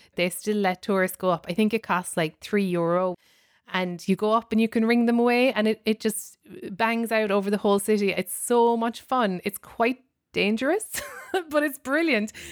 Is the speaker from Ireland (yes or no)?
yes; County Cork, Munster, Ireland; moved away as an adult; now in New York, United States; growing up in Ireland, how it formed me